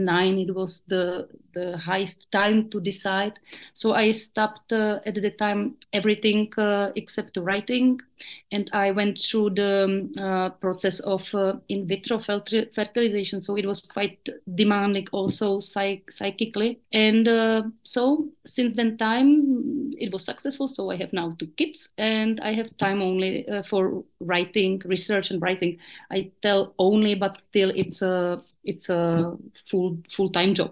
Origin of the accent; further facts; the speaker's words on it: Brno, South Moravian Region, Czechia; English is a second language; I come from South Moravia, which is known in my country like very traditional region where people are close to folklore and nature. And after my parents divorced, I went with my mother to the town and then for my studies to the city